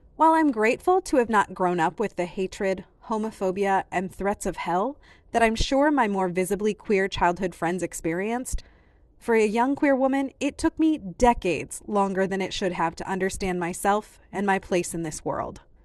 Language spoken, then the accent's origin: English; Iowa, United States; I grew up in Iowa